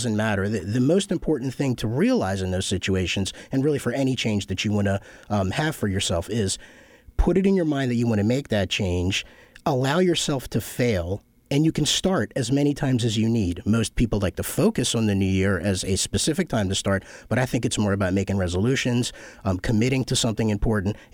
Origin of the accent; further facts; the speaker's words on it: Kyiv, Kyiv City, Ukraine; moved away; I'm an immigrant. Um, my family came here in 75. We're from the Ukraine, uh, Kiev to be specific, uh, back when it was the Soviet Union.